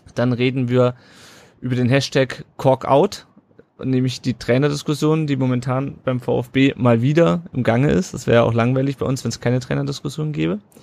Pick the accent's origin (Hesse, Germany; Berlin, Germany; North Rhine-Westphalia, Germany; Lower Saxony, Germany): Hesse, Germany; Kassel; Ich komme ja aus Kassel